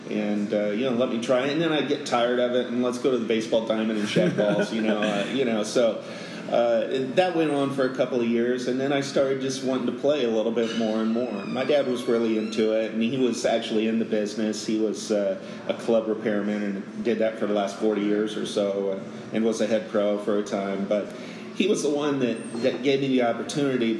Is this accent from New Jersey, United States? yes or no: no; Iowa, United States; moved away as an adult; now in San Antonio, United States; I grew up in Iowa on a farm with my grandparents